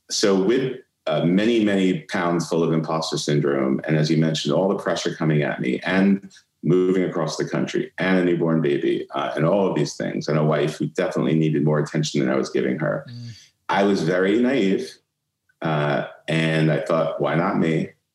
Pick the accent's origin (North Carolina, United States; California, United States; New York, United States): New York, United States; New York City; moved away as an adult; also born or lived in Atlanta; I grew up in Brooklyn